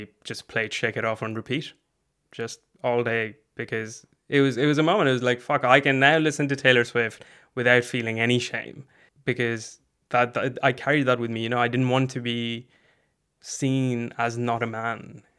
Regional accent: India; born there; I am brown. I was born in India, but I've moved around quite a bit.

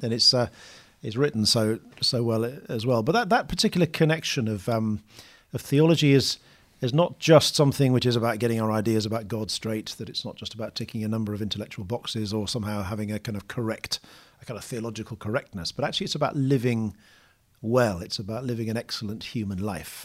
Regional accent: United Kingdom; now in London, United Kingdom; I'm British or, you know, live in London

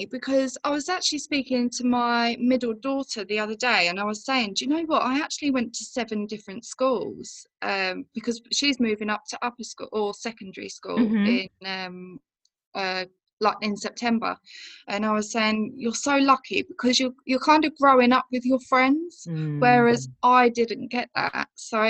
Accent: Rugby, West Midlands, United Kingdom; also born or lived in Germany / Bicester; So I was born in Germany and then we came back when I was two, moved to Bicester. So there was a barracks there and then mum and dad split up. So I moved to Rugby with my mum in the Midlands, grew up there for a little while.

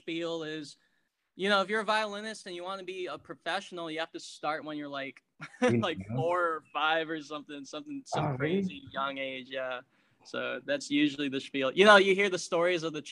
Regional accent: San Francisco, California, United States; also born or lived in Daly City; I was born in San Francisco, born and raised

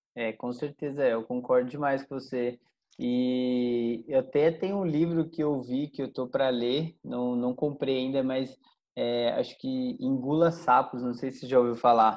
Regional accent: Caçapava, São Paulo, Brazil; also born or lived in Canada; é uma pessoa de Caçapava, é, foi uma, uma, cidade do interior de São Paulo, onde eu nasci, fui criado toda a minha vida lá

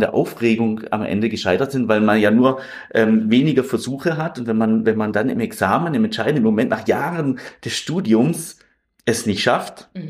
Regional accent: Überlingen, Baden-Württemberg, Germany; also born or lived in Konstanz; ich bin in Überlingen am Bodensee aufgewachsen

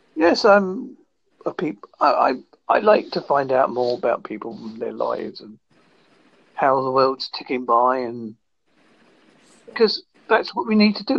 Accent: United Kingdom; I'm from Holzer in United Kingdom.

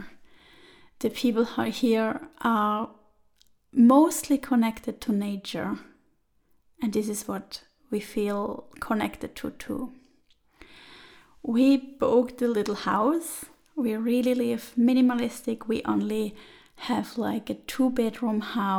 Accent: Switzerland; moved away as an adult; also born or lived in Turin, Italy; I was born and grew up there

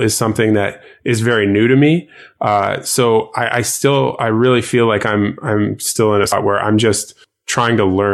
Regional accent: Canada; I'm Canadian as well

